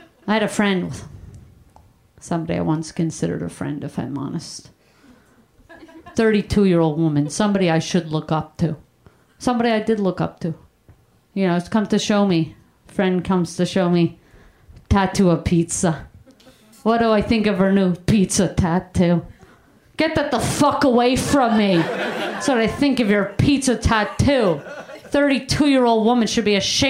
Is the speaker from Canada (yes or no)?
yes; Canada; moved away as an adult; also born or lived in Brooklyn, New York; now in United States; I grew up in Canada. I went to high school in Canada